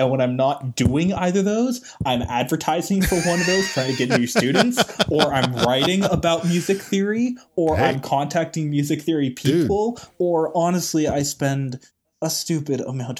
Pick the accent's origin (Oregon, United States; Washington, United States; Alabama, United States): Oregon, United States; born there; moved away; I was born in Oregon. We realized we couldn't make enough money in real estate in Oregon after the housing market crashed.